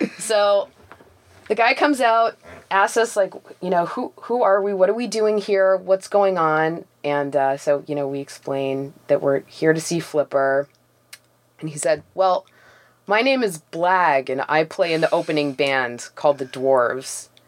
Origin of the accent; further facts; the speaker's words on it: Toronto, Ontario, Canada; I grew up in Forest Hill, which is like an upper middle class Jewish neighborhood